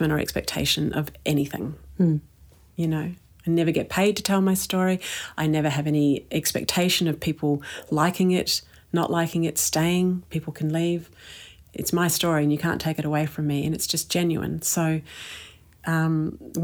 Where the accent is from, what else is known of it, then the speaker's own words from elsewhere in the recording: New Zealand; when I was growing up in New Zealand